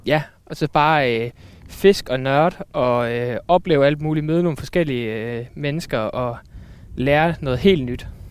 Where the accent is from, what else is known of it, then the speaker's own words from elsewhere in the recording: Randers, Central Denmark Region, Denmark; now in Aarhus, Denmark; nu er jeg flyttet til Aarhus, men jeg, jeg kommer fra Randers